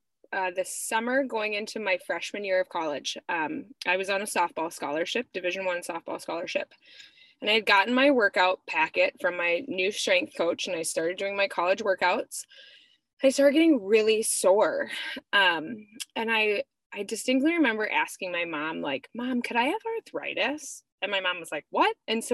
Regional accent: Etna, California, United States; I was born in Southern California, but then we moved to Etna, California, where my parents managed a Christian ranch. So I grew up, my first 4 years of life were spent on a ranch.

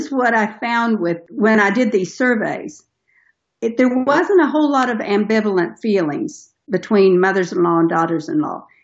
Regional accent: Tennessee, United States; We're from Tennessee, so we have guns in our house

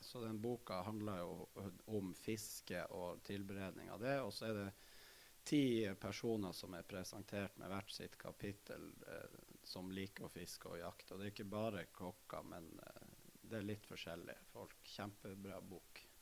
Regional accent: Narvik, Nordland, Norway; er født og oppvokst i Narvik

